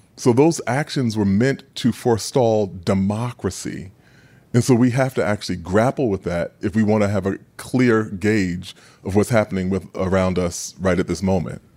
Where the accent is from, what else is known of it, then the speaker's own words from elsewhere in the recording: New York City, New York, United States; growing up in Queens